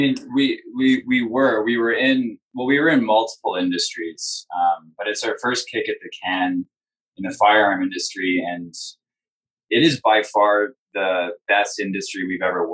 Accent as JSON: {"language": "English", "country": "Canada"}